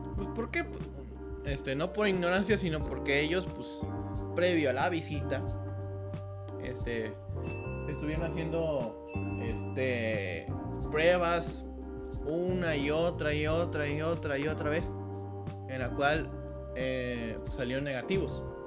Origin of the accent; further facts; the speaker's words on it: Mexico; para nosotros, como mexicanos